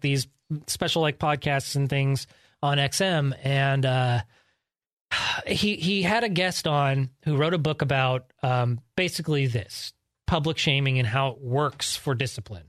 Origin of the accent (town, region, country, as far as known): Georgetown, California, United States; born or raised there; also born or lived in Sacramento, California